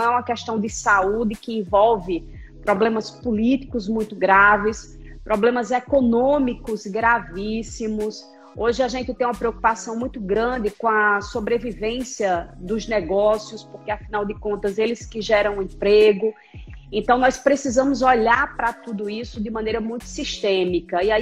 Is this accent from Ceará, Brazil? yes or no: yes; Itapajé, Ceará, Brazil; also born or lived in Rio Grande do Norte; eu devo dizer que eu sou cearense, porque pelo meu sotaque o povo pensa que eu sou intrusa, mas eu não sou forasteira. Eu sou cearense de Itapajé, mas eu morei muito tempo no Rio Grande do Norte.